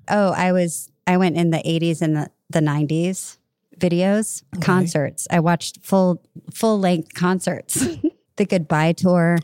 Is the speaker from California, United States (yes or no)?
yes; California, United States; I'm a girl from California